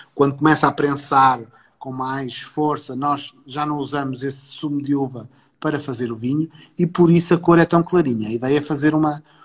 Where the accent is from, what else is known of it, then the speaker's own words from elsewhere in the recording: Porto, Norte, Portugal; Eu não sou, eu não sou nem sequer sou do Alentejo, sou do Porto.